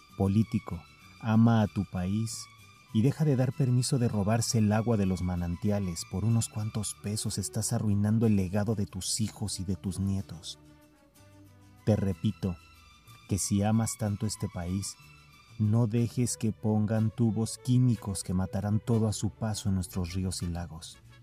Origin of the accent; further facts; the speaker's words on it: Mexico City, Mexico; soy de la Ciudad de México. Y apenas hace algunos años yo iba a la escuela solo, caminando.